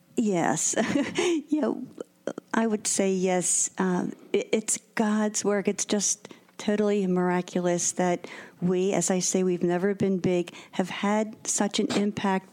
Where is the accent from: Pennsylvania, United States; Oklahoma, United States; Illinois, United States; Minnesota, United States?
Pennsylvania, United States; Philadelphia; I am local. I grew up in the Tacony section of Philadelphia, St. Leo's Parish